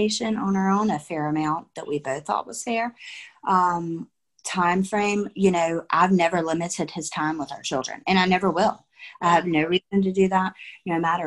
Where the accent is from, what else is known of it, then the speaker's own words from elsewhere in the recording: North Carolina, United States; moved away as an adult; now in Florida, United States; we're both from North Carolina